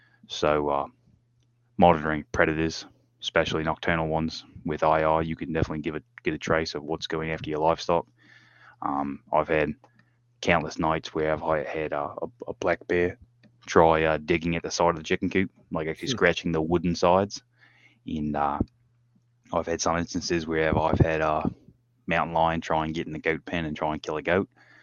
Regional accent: Tasmania, Australia; moved away as an adult; also born or lived in California / Tennessee; now in United States; I get to teach them the lifestyle I grew up on in Tasmania.

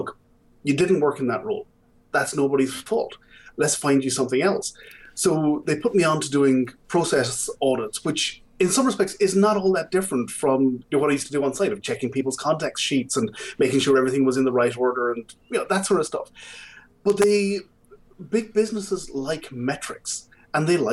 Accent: Galway, Connacht, Ireland; I grew up in Galway City.

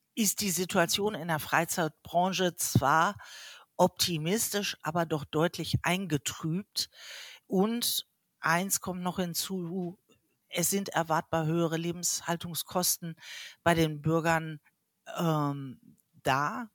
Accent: Hamburg, Germany; ich komme aus Hamburg

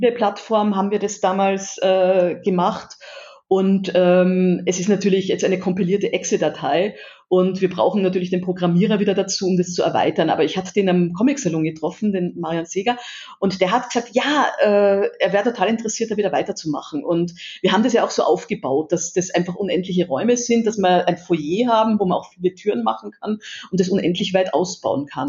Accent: Vienna, Austria; now in Erlangen, Germany; ich als Wienerin

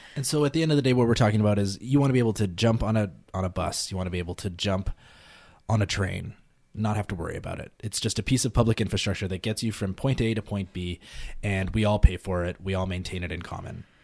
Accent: Calgary, Alberta, Canada; grew up in Calgary

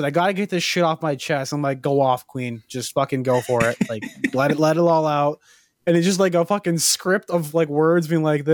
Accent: Canada; we're all Canadian

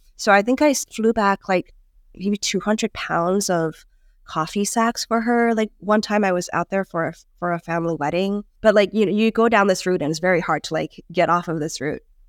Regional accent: Hong Kong; moved away; I grew up in Hong Kong

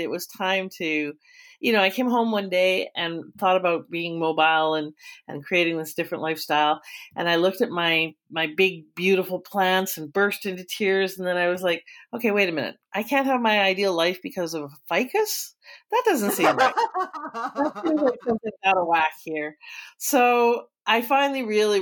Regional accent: Calgary, Alberta, Canada; I was born, bred, and raised in Alberta in Calgary. And that's where home

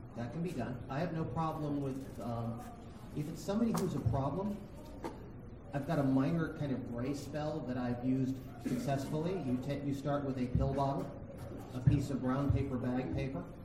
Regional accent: New England, United States; I'm from New England

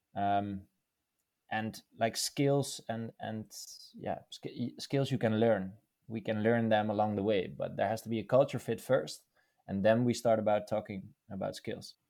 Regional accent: Netherlands; born and raised in the Netherlands.

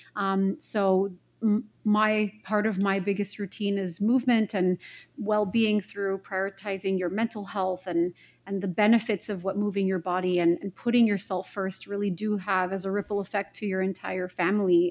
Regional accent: Montreal, Quebec, Canada; moved away as an adult; also born or lived in Vancouver, British Columbia; I'm born and raised in Montreal, Quebec, Canada

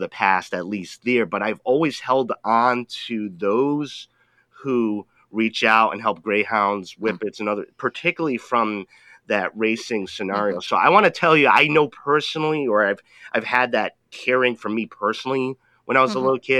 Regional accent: Rhode Island, United States; I grew up in Rhode Island

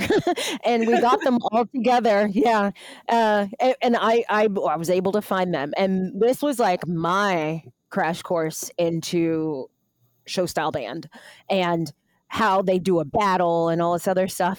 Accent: Virginia, United States; I'm from Virginia

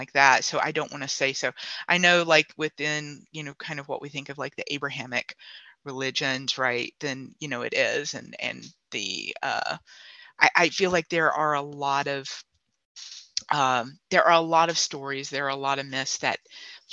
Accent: South Carolina, United States; I'm from South Carolina myself. I'm from the beach

